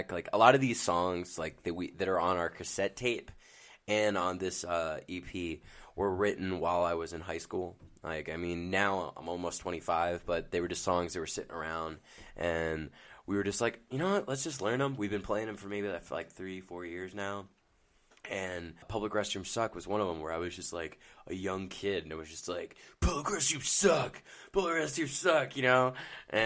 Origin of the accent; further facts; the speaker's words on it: Northeast, United States; We're from the Northeast